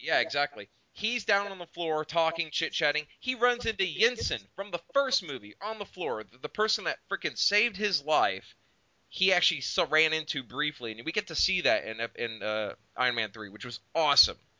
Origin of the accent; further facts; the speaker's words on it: Oklahoma, United States; we're from Oklahoma, so we know what redneck sounds like around here.